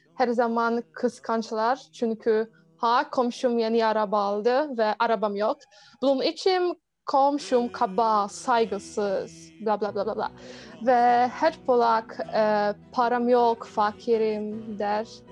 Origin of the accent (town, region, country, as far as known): Poland; Turkish is a second language